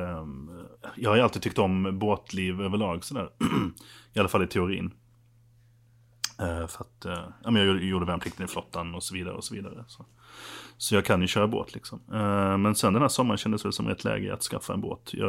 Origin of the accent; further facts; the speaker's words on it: Skåne, Sweden; jag har varit nere i Skåne lite grann där jag kommer ifrån också, det har också varit trevligt.